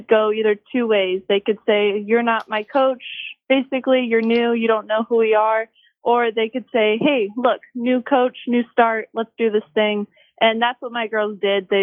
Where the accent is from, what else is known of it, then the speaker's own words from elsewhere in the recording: California, United States; moved away as an adult; now in Michigan, United States; I am from California